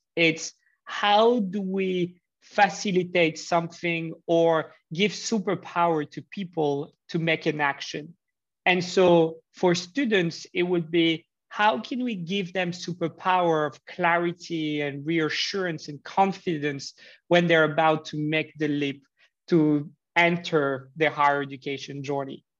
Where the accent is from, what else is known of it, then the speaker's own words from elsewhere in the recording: Switzerland; also born or lived in Geneva; I grew up in Switzerland, um, in Geneva